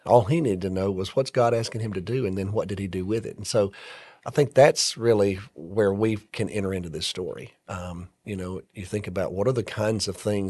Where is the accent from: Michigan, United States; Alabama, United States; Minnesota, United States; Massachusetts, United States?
Alabama, United States; moved away as an adult; I grew up in Alabama.